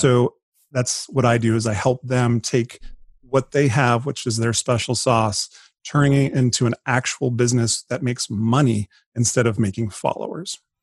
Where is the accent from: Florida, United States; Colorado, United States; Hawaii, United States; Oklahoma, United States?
Colorado, United States; moved away as an adult; now in San Diego, United States; I grew up, I was born and raised in Colorado. First forty years of my life